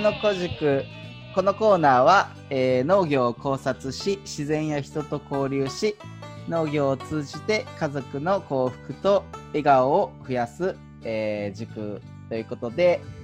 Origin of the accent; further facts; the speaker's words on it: Nara, Japan; 僕は奈良県の出身なんで